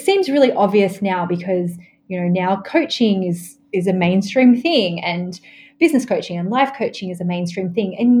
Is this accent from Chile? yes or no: no; Australia; I grew up in Australia